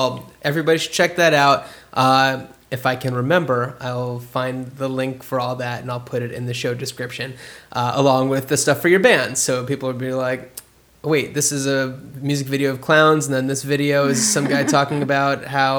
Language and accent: English; New Jersey, United States; I am from New Jersey.